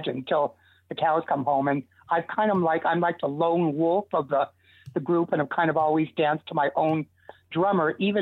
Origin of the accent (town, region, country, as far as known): Los Angeles, California, United States; born or raised there; also born or lived in Hollywood, California